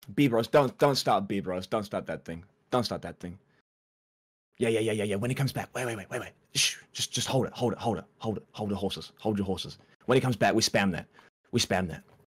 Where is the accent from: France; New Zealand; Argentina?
New Zealand; I've done most of most of my growing up in New Zealand